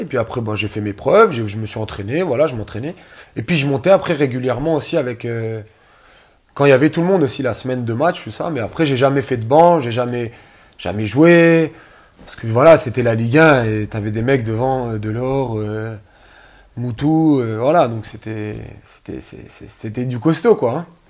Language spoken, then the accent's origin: French; France; je suis né en France